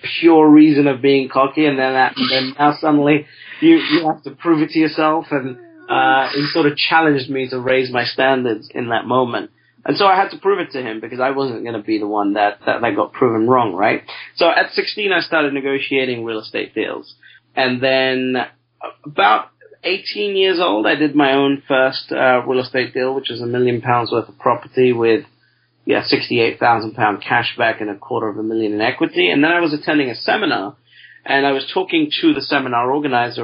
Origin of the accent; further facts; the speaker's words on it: London, United Kingdom; I'm from a part of London, I'm British, I'm from a part of London that is the third most poorest